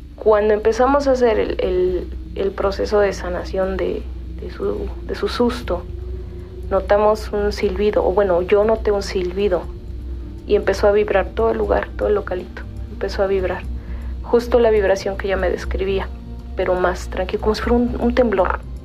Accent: Mexico City, Mexico; Soy originaria de Coyoacán, eh, de, de, la Ciudad de México

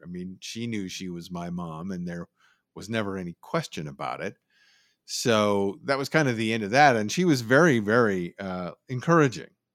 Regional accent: Oakland, California, United States; also born or lived in San Francisco, California / Berkeley, California; I grew up in San Francisco and the East Bay, uh, mostly Berkeley and Oakland, went to high school in Oakland

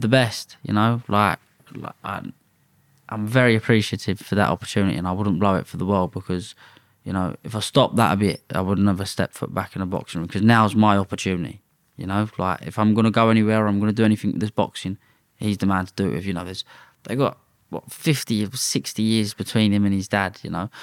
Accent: London, United Kingdom; I'm from London. But I was born in Redbridge

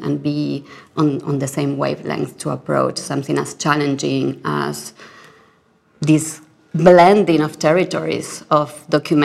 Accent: Argentina; I come from Argentina.

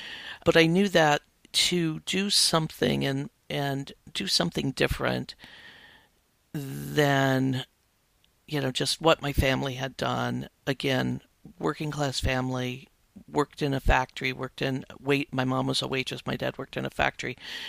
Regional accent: Midwest, United States; I grew up in the Midwest, very working class family, six kids in the family.

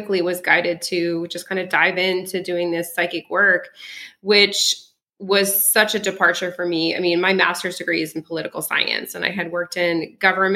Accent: Colorado, United States; first language French; English is a second language; also born or lived in Alsace-Lorraine, France / California; then we went to Colorado

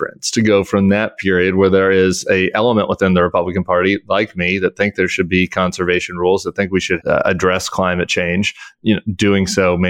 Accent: Colorado, United States; I'm from Colorado

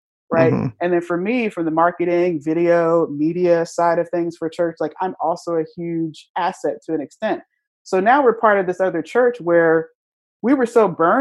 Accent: Virginia, United States; moved away as an adult; now in Philadelphia, United States; I was from Virginia

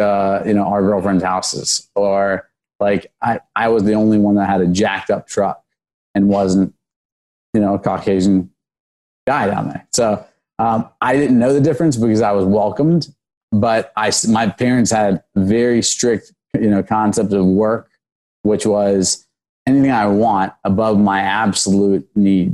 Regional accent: Snellville, Georgia, United States; also born or lived in Washington, D.C.; I was born in Washington, D.C. I grew up in Snellville, Georgia

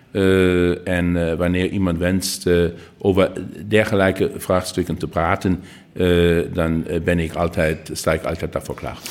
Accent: Saarland, Germany; Dutch is a second language; wij zijn het buurland van Luxemburg en van Frankrijk.

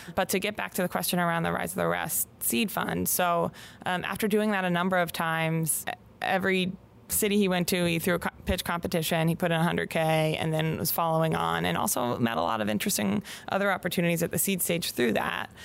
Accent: Pittsburgh, Pennsylvania, United States; moved away as an adult; also born or lived in Bay Area, California; I grew up in Pittsburgh, Pennsylvania

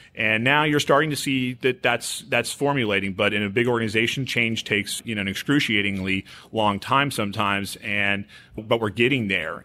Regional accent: Houston, Texas, United States; I grew up here in Houston.

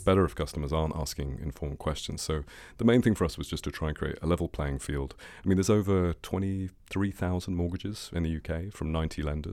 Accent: England, United Kingdom; I'm English

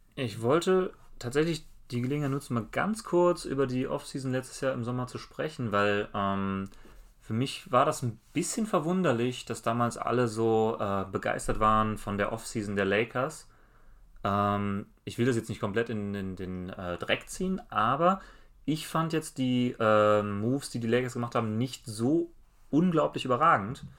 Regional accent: Germany; wir als Deutsche

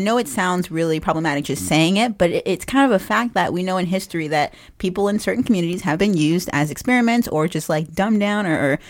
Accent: the American South, United States; I'm from the South

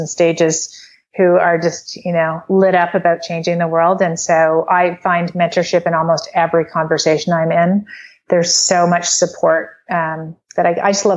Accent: Canada; I'm from Canada

